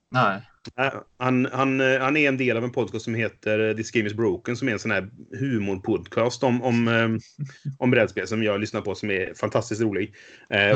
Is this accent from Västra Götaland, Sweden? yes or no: yes; Trollhättan, Västra Götaland, Sweden; moved away; jag kom från Trollhättan från början, så mitt gamla Trollhätte-spelgäng